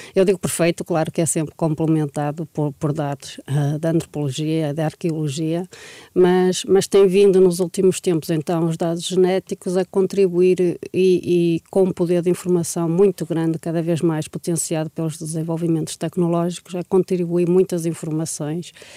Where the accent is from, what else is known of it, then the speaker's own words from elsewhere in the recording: Portugal; nós, como portugueses